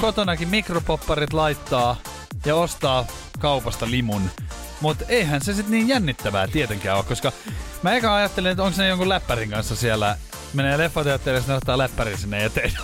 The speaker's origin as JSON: {"language": "Finnish", "town": "Espoo", "region": "Uusimaa", "country": "Finland", "moved": "yes", "lives_now": "Helsinki, Finland", "said": "olla niinku sit espoolainen. Kato, sieltähän mä oon kotoisin"}